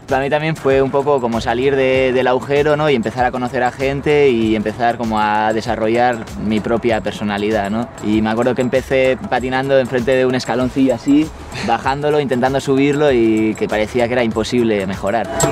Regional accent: Irún, Basque Country, Spain; tengo 23 años, nací en Irún

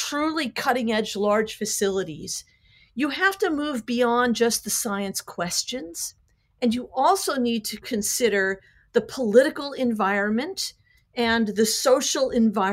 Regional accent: United States; I'm an American.

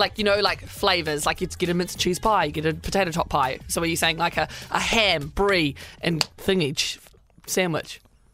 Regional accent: New Zealand; growing up as a Kiwi

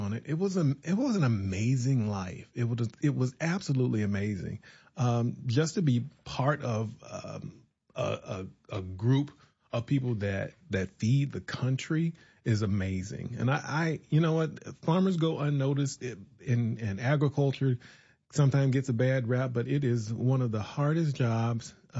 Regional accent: Mound Bayou, Mississippi, United States; also born or lived in Birmingham, Alabama / Jackson, Mississippi; I was born in the Mississippi Delta, raised there

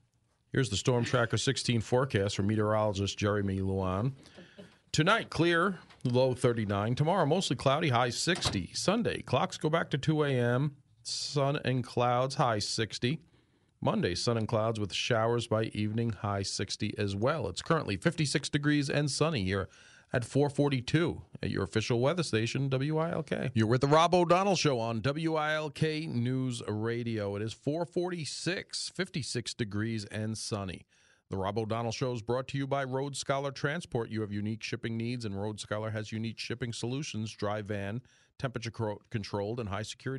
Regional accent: Greenfield Township, Pennsylvania, United States; my hometown in Greenfield Township

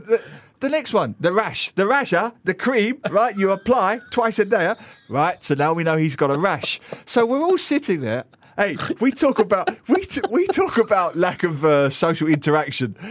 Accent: England, United Kingdom; now in Singapore; I come from England

